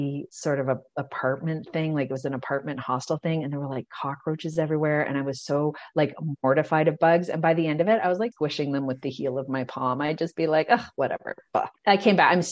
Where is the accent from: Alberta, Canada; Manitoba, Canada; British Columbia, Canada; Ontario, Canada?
Alberta, Canada; Calgary; also born or lived in Sydney; I'm from Calgary and it was a pretty insular small town kind of vibe then